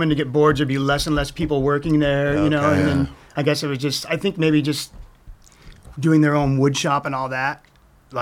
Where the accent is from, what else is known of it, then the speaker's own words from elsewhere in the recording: Fountain Valley, California, United States; I lived on Warner. I grew up on Warner. My mom and my parents lived off of Warner